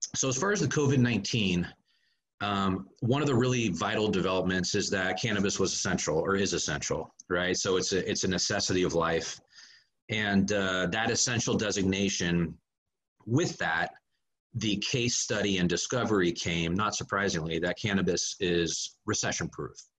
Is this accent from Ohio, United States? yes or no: no; Northern California, United States; moved away as an adult; I was born and raised in Northern California